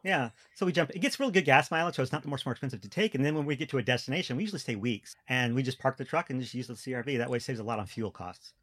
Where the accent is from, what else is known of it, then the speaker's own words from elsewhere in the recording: Washington, United States; moved away; also born or lived in Wisconsin; I'm from Washington State